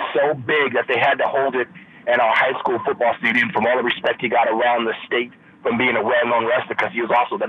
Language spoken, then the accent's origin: English; California, United States; I grew up in California.